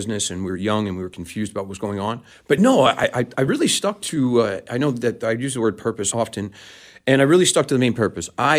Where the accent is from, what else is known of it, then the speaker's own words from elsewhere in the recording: New York City, New York, United States; I was born and raised in New York City, in the boroughs of New York City, and grew up skateboarding in Manhattan.